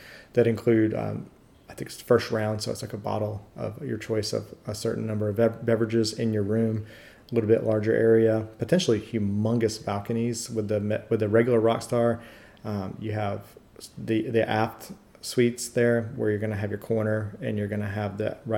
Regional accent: United States; I'm going from the United States to everywhere.

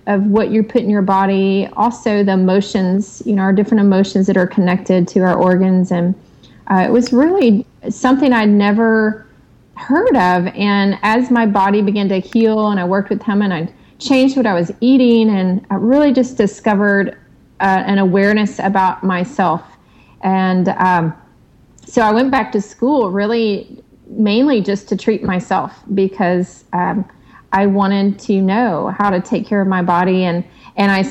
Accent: the South, United States; I grew up in the South with the traditional Southern meals

